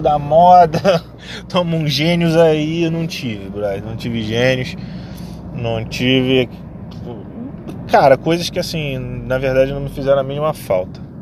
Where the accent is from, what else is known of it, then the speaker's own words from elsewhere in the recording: Rio de Janeiro, Brazil; Eu sou do Rio de Janeiro